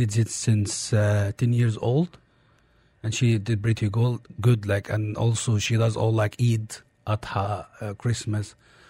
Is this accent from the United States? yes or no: no; Egypt; English is a second language; also born or lived in Qatar; now in United Arab Emirates; I'm originally from Egypt.